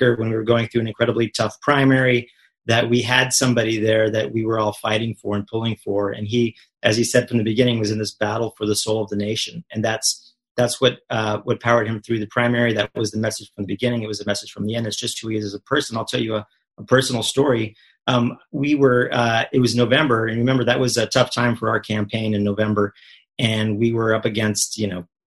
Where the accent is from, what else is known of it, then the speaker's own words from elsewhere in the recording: El Paso, Texas, United States; I'm from El Paso, Texas, and the roll call that y'all did from my hometown